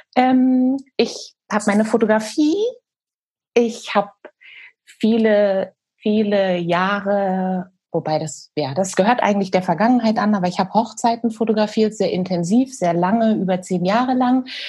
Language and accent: German; Hesse, Germany; moved away as an adult; also born or lived in Bielefeld / New Zealand; now in Hamburg, Germany; bin eigentlich gebürtige Hessin, bin von dort aber tatsächlich direkt nach dem Abi, ich bin da weg